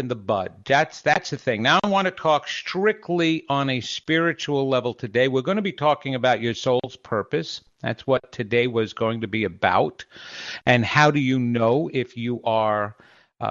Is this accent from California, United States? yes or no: no; New York, United States; I grew up in New York